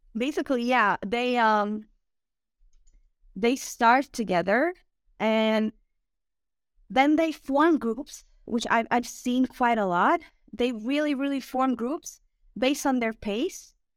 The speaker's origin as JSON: {"language": "English", "town": "Osijek", "region": "Osijek-Baranja County", "country": "Croatia", "also_born_or_lived": "Zagreb", "second_language": "English", "said": "originally I'm from Osijek, which is in Croatia"}